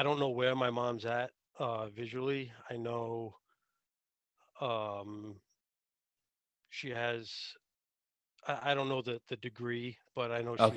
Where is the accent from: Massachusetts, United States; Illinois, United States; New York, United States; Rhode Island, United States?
Rhode Island, United States; also born or lived in North Smithfield, Rhode Island; I'm from Rhode Island. Currently live in North Smithfield, Rhode Island.